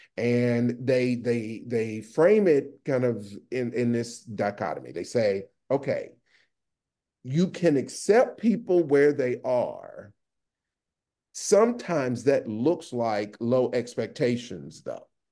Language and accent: English; the South, United States; moved away; also born or lived in New Haven; I'm originally from the South